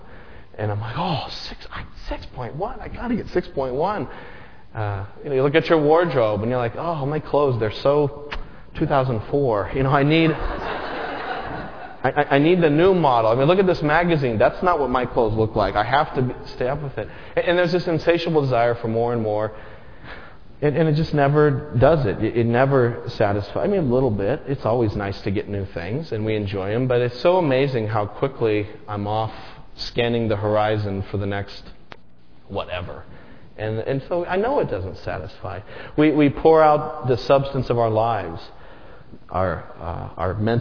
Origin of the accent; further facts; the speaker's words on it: Las Vegas, Nevada, United States; growing up in Las Vegas